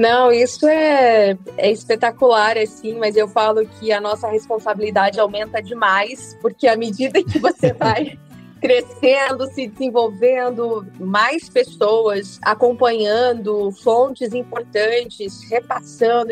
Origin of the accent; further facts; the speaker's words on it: northern Minas Gerais, Brazil; moved away; also born or lived in Campo (truncated); eu tive muito da infância no norte de Minas Gerais